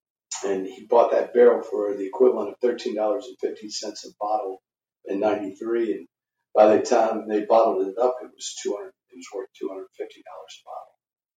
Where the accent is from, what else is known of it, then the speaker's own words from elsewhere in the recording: Kentucky, United States; And it was really growing up in Kentucky, bourbon's everywhere. I think I thought everybody drank it.